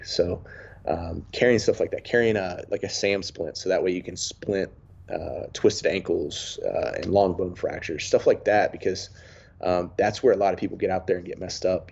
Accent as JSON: {"language": "English", "area": "about 40 minutes outside Mount Airy", "region": "rural North Carolina", "country": "United States", "tie": "born or raised there", "said": "growing up in a really rural part of North Carolina"}